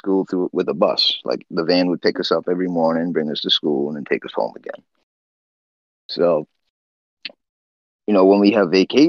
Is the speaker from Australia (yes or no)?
no; Namche Bazaar, Koshi Province, Nepal; now in United States; I was born in Namche Bazaar, Nepal. It's in the Solukhumbu district, right? It's 14,000 feet above sea level.